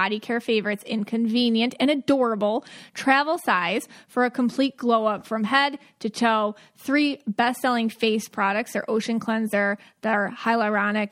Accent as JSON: {"language": "English", "town": "Buffalo", "region": "New York", "country": "United States", "tie": "born or raised there", "moved": "yes", "lives_now": "Florida, United States", "said": "growing up in Buffalo"}